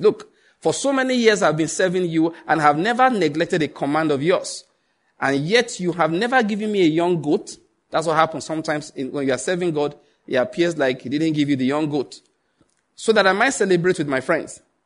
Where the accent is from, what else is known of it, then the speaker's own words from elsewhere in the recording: Nigeria; I'm a white man trapped in the Nigerian skin.